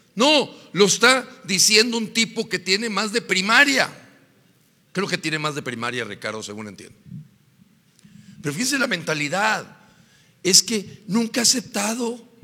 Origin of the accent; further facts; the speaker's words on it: Mexico; somos los mexicanos